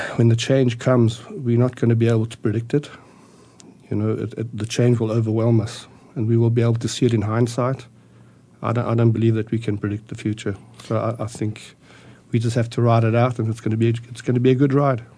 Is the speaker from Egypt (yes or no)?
no; South Africa; moved away as an adult; also born or lived in Austria; now in Arizona, United States; I was born in Austria in 1957. Uh, my parents immigrated to South Africa in 1961